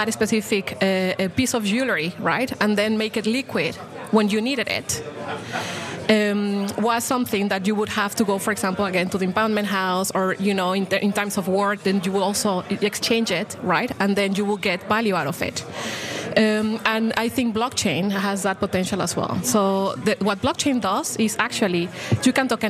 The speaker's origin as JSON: {"language": "English", "country": "Mexico", "tie": "born or raised there", "moved": "yes", "said": "I come from Mexico, actually. You know, I was born there."}